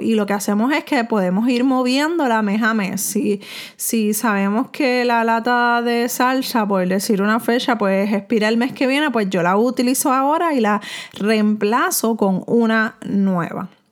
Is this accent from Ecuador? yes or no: no; Puerto Rico; aquí en Puerto Rico, donde yo me encuentro viviendo y de donde soy